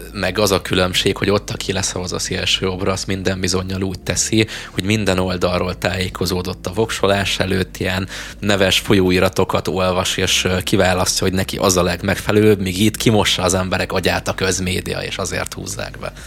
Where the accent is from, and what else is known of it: Hungary